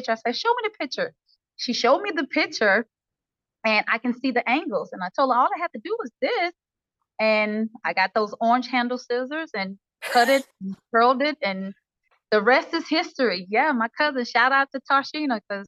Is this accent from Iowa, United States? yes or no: no; Shreveport, Louisiana, United States; now in Atlanta, United States; I'm from Shreveport, Louisiana. I reside in Atlanta